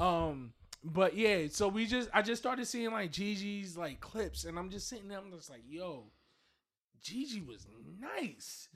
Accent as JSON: {"language": "English", "region": "New York", "country": "United States", "said": "we're from New York"}